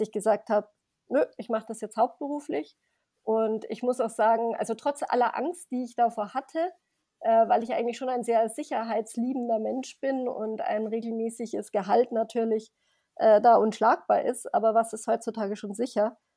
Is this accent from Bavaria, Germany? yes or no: yes; Grasbrunn, Bavaria, Germany; komme aus Grasbrunn bei München